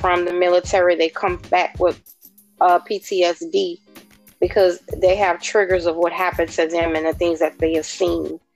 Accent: New Orleans, Louisiana, United States; I am from New Orleans, Louisiana.

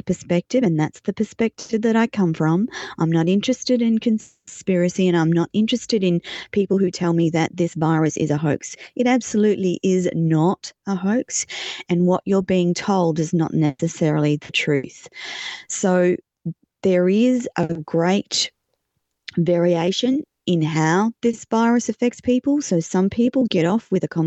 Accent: Australia; I'm an Australian

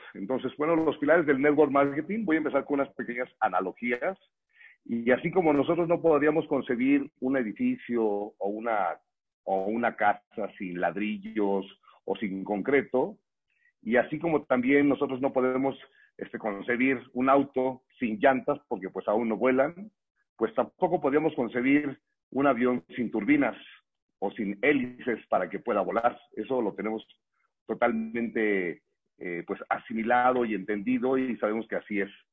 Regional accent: Morelia, Michoacán, Mexico; now in Mexico City, Mexico; Yo soy originario de Morelia, Michoacán

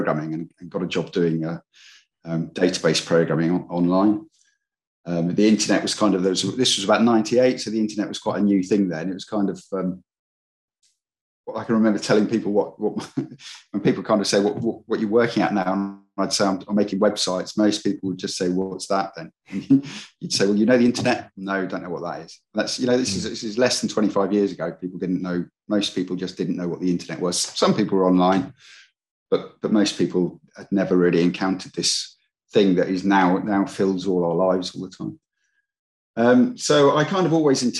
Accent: England, United Kingdom; I was born in England in the 60s, since 1966. I didn't really expect when I was growing up to be going to university.

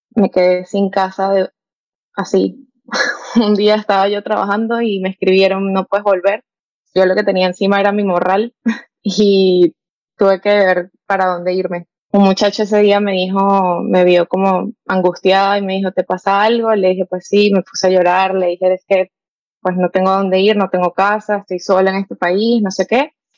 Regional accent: Venezuela; now in United States; soy venezolana, tengo 24 y ahorita vivo en Estados Unidos.

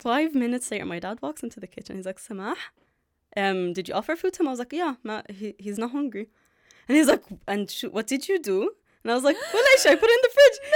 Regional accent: Dublin, Leinster, Ireland; also born or lived in Jordan / Palestine; I'm from Dublin. I've been here since I was three

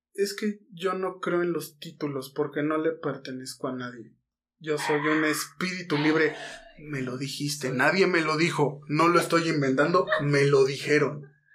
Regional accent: Mexico City, Mexico; Estamos en Guadalajara. Somos chilangos

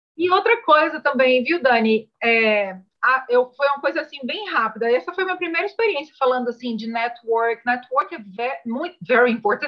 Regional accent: Salvador, Bahia, Brazil; moved away as an adult; now in Canada; eu venho de Salvador, sou baiana, estudei turismo é, na, Uni, na Unifax, Universidade de Salvador

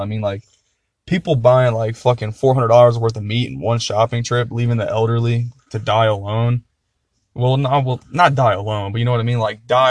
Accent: Columbus, Ohio, United States; By the way, we're from Ohio.

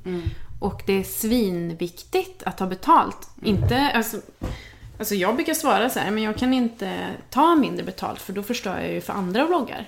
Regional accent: Värmland, Sweden; moved away as an adult; now in Stockholm, Sweden; jag kommer från Värmland från början

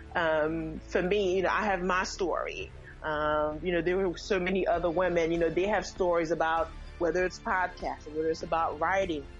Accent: Haiti; moved away; I'm originally from Haiti, so mm-hmm. I'm from the Caribbean. Um, and you know, as when I was in Haiti

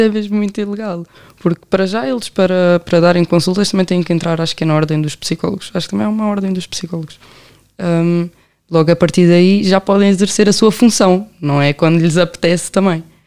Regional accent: Amadora, Lisbon, Portugal; also born or lived in Belém, Lisbon; nasci em Belém, mas sempre nasci, sempre cresci na Amadora

